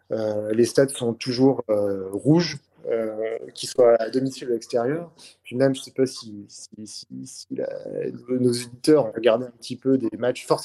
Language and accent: French; Valence, Auvergne-Rhône-Alpes, France; moi je viens de Valence, hein, dans la Drôme.